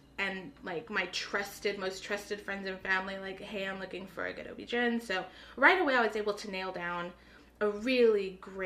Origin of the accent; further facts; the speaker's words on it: Corpus Christi, Texas, United States; also born or lived in San Antonio; We're from Corpus. Okay. Born and raised